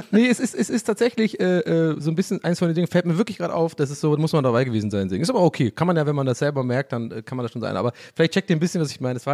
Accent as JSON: {"language": "German", "town": "Cologne", "region": "North Rhine-Westphalia", "country": "Germany", "tie": "born there", "said": "Ja, ich bin ja, ich bin ja am Friesenplatz geboren."}